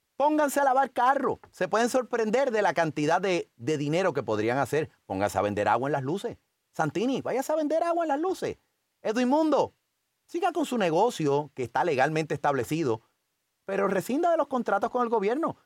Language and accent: Spanish; San Juan, Puerto Rico; Yo quiero tratar de todavía pensar que soy de Río Piedra